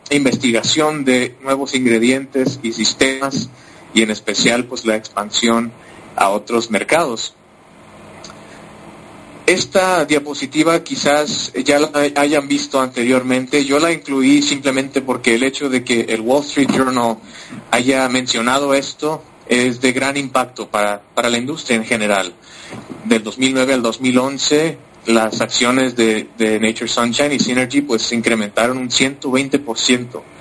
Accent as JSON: {"language": "Spanish", "country": "Mexico", "first_language": "Spanish", "moved": "yes", "lives_now": "United States", "said": "ahora es que tengo la oportunidad también de, hablar en, mi idioma materno. de yo soy originario de México, eh, tengo ya más de 12 años viviendo en los Estados Unidos, así que mi, español es una mezcla de muchos y, de muchos acentos"}